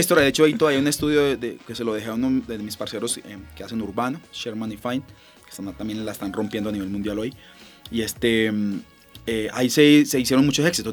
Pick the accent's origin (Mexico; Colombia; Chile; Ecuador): Colombia; como colombianos